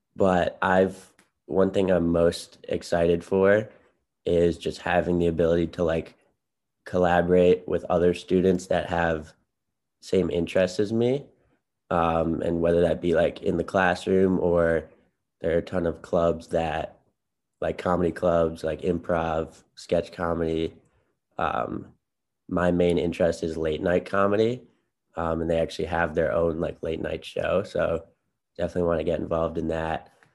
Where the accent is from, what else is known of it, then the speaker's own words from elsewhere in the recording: Chicago, Illinois, United States; I'm from Chicago, Illinois in the city